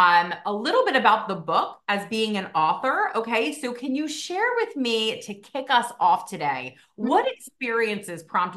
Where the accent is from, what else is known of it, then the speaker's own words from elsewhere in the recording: New Jersey, United States; I'm from New Jersey